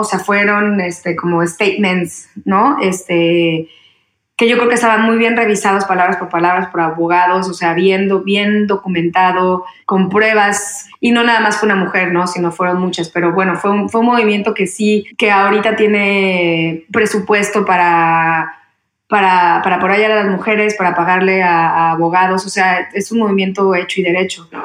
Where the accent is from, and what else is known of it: Mexico; moved away as an adult; also born or lived in Mexico City